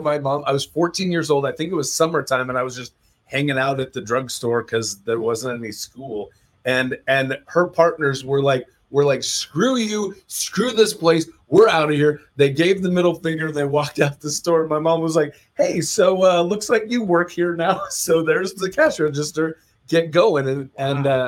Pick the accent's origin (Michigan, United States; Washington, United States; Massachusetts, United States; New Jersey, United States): Washington, United States; Mountlake Terrace; my hometown of Mount Lake Terrace, Washington.